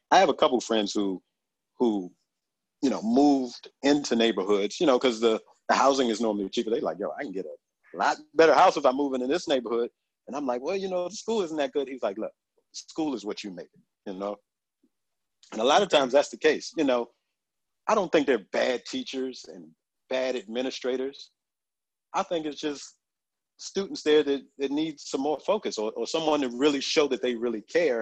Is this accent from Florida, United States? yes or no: no; Suitland, Maryland, United States; growing up in Suitman, we had a computer lab